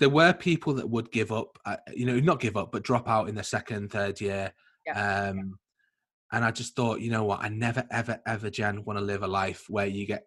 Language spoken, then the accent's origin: English; Liverpool, North West England, United Kingdom; also born or lived in Leeds; I'm from Liverpool